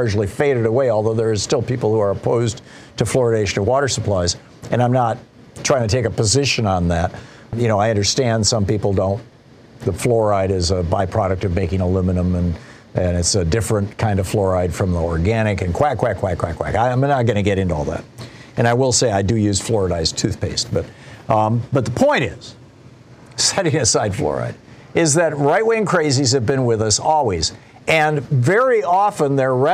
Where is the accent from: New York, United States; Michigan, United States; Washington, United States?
Michigan, United States; Lansing; I grew up in Lansing, Michigan